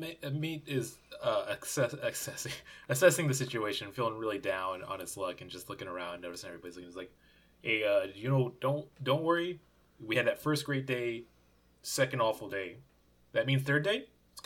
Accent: Chicago, Illinois, United States; I'm going to keep my clown opinions to myself, especially as a Chicagoan from 1980.

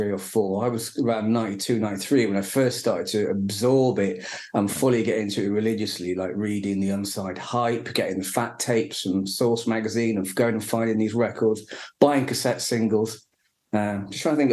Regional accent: Retford, East Midlands, United Kingdom; I grew up in South Yorkshire, a place called Retford, near Worksop and Doncaster.

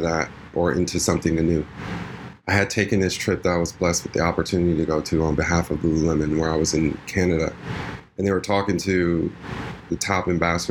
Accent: New York, United States; I'm a New Yorker

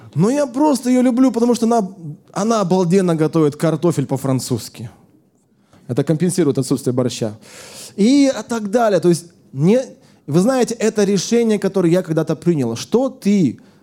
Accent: Siberia, Russia; moved away as an adult; now in Moscow, Russia; когда я э, жил еще в Сибири, я сам из Сибири

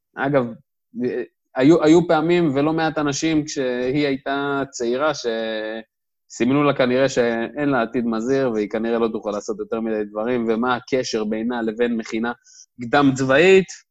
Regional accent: Dimona, Southern District, Israel; moved away as an adult; now in Tel Aviv, Israel; במקור אני מדימונה. אה, גדלתי, חונכתי שם

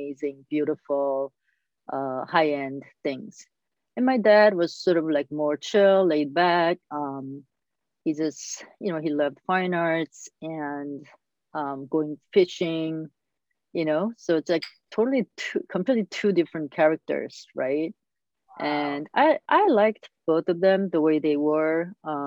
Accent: South Korea; I was born in South Korea and grew up there

